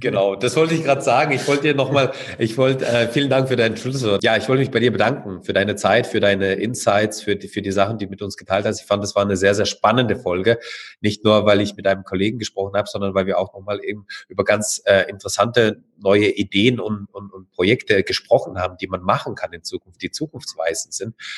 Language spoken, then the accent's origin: German; Karlsruhe, Baden-Württemberg, Germany; bei uns in Karlsruhe